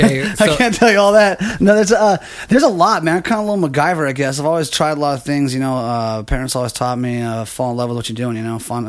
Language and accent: English; San Diego, California, United States; also born or lived in Fresno; I was born and raised in San Diego, actually.